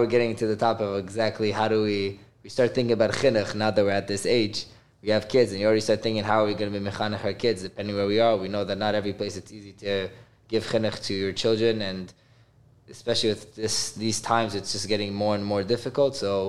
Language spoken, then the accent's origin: English; Miami, Florida, United States; also born or lived in Israel / Toronto, Canada; I grew up in Miami. I moved for a few years to Israel, and then I moved to Canada, Toronto. And then, Baruch Hashem, my family moved here mid-COVID to Miami